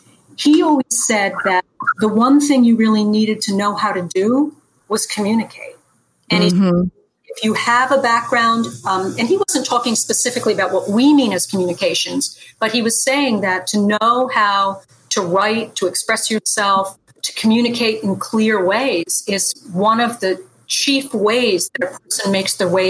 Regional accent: Dutchess County, New York, United States; I am a Dutchess County girl. Yes, I am. Dutchess County. In fact, I'm probably going to die about 3 miles away from the place where I was born

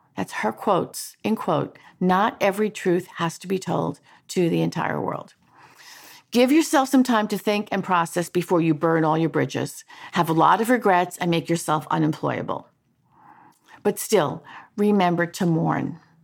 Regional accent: New York, United States; moved away; also born or lived in Washington; move back to my hometown of New York

